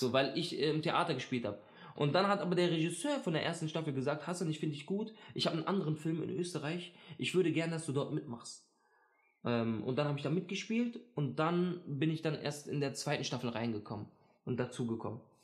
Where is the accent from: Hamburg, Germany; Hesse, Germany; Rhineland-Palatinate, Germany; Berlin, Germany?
Berlin, Germany; ich bin in Neukölln aufgewachsen